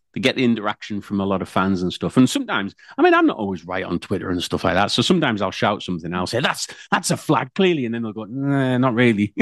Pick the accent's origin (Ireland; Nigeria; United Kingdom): United Kingdom